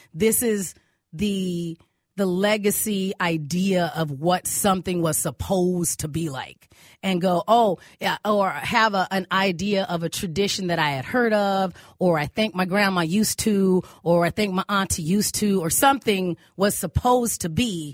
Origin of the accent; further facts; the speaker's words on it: Arizona, United States; now in Minnesota, United States; in my family, we grew up in Arizona